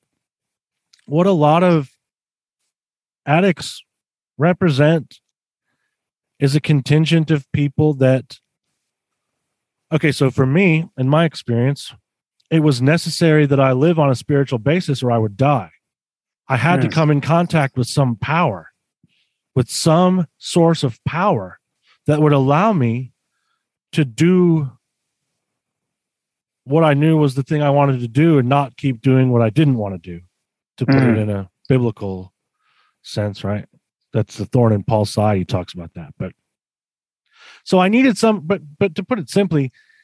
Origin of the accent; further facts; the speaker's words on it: Roswell, Georgia, United States; also born or lived in Atlanta, Georgia / Milledgeville, Georgia; I grew up in Roswell, Georgia.